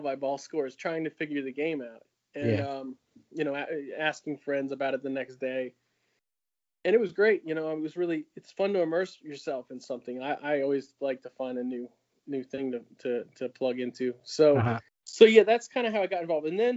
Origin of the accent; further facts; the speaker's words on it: Maryland, United States; moved away as an adult; also born or lived in North Carolina; now in Raleigh, United States; I'm from Maryland originally